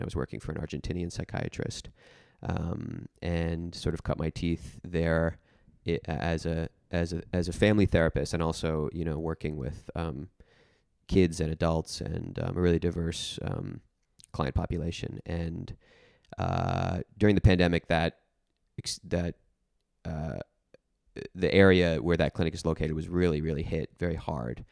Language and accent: English; New Jersey, United States; moved away as an adult; also born or lived in Nashville; I grew up in New Jersey, and I, um, specifically grew up in, uh, an area of New Jersey that's quite rural